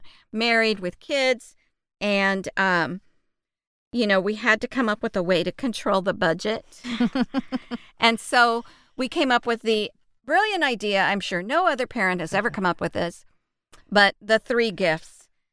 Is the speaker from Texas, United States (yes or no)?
yes; Texas, United States; We grew up in the Bible Belt of Texas and grew up in church and had a godly mother.